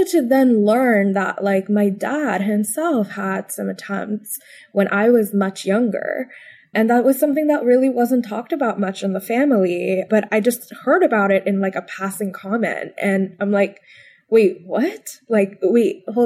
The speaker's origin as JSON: {"language": "English", "town": "Bangalore", "region": "Karnataka", "country": "India", "tie": "born or raised there", "moved": "as an adult", "lives_now": "Washington, D.C., United States", "said": "I grew up predominantly in Bangalore, and then moving here to Washington, D.C. was a completely new time for me"}